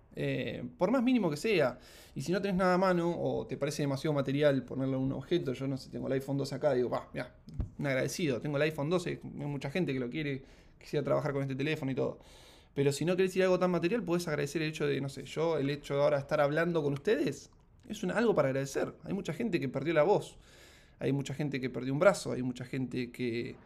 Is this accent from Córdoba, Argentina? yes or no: no; Mar del Plata, Buenos Aires Province, Argentina; also born or lived in Ushuaia / Rosario; Yo soy de Mar del Plata